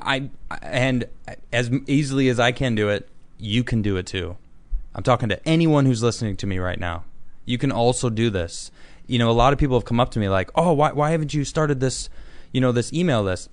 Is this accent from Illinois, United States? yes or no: yes; Chicago, Illinois, United States; I'm from Chicago, too.